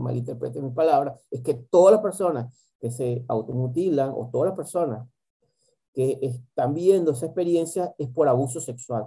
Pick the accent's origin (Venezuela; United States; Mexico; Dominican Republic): Venezuela; moved away; mi país de origen, que es Venezuela